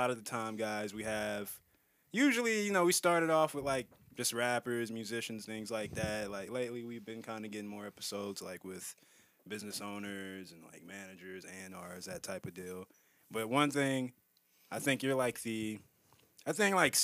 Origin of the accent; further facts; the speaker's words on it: Nashville, Tennessee, United States; also born or lived in Dallas, Texas; I'm from East Nashville